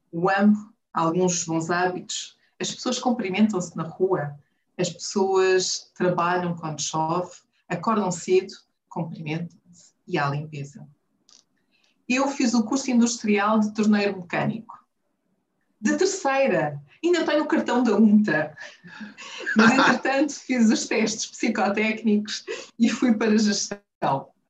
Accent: Huambo, Angola; moved away as an adult; now in Luanda, Angola; do Ambo, do Bailundo, cresci no Ambo, saí por volta dos 20 anos, adoro desporto. Voltei para Angola e fiquei em Luanda.

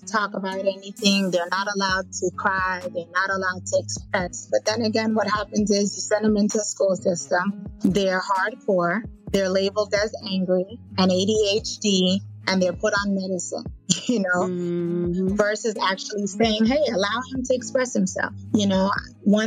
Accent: Fort Lauderdale, Florida, United States; I grew up in Fort Lauderdale

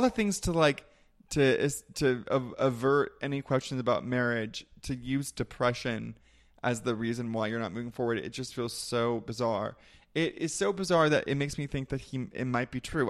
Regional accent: Ventura, California, United States; I'm from Ventura, which is an hour north of here, and they actually call it Ventucky sometimes

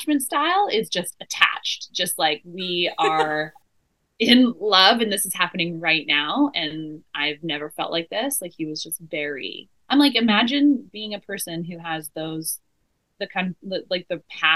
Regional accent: Vancouver Island, British Columbia, Canada; also born or lived in Montreal; I grew up on Vancouver Island

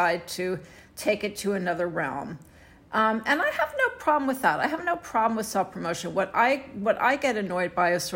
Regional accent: Houston, Texas, United States; in Houston, Texas, my hometown

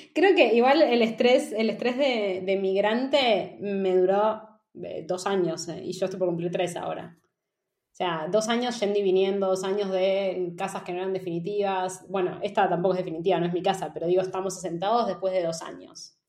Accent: Argentina; moved away as an adult; also born or lived in Amsterdam, Netherlands / Barcelona, Spain; now in Madrid, Spain; vengo de Argentina

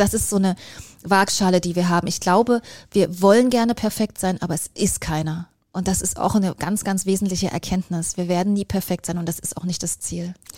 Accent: East Germany, Germany; Ich bin ähm, in Ostdeutschland groß geworden und da war die Welt eine ganz andere

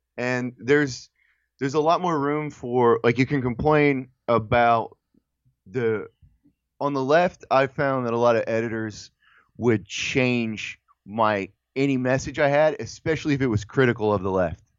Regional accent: United States; we as a, as American people

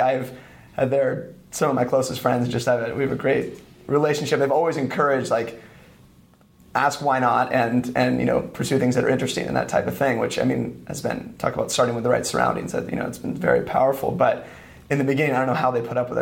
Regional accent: east of San Francisco, California, United States; moved away as an adult; also born or lived in Santa Barbara / Spain; I grew up in San Francisco, or east of San Francisco, like 30 minutes in like a little suburb

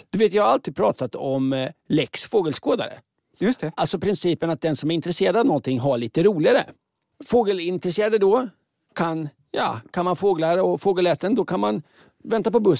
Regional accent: Oslo, Norway; now in Sweden; Jag kommer från eh, Oslo.

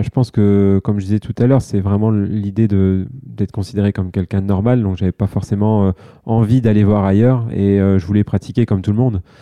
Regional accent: France; en tant que Français

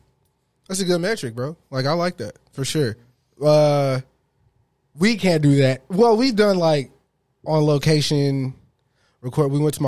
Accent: Texas, United States; my family's from Mississippi, though. So, it's the same. I was born here and they're all from there.

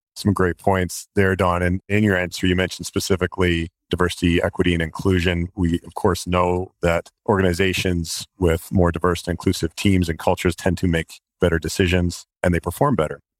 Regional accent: Canada

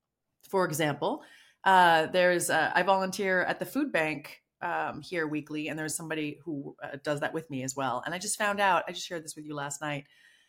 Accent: United States; being American and raised here

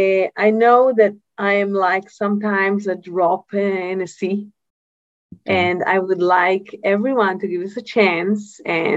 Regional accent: Yatir, Southern District, Israel; I come from Yatir, right? From the area where we make only high-end wines

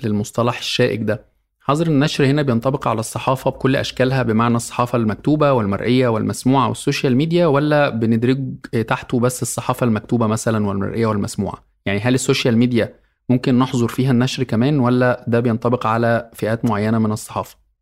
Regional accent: Egypt; عندنا في مصر

